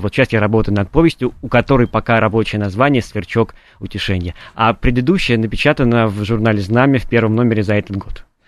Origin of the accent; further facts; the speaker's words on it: Kamennaya Steppe, Voronezh Oblast, Russia; я э, родился в Каменной степи, это такое место между э, Воронежем и Волгоградом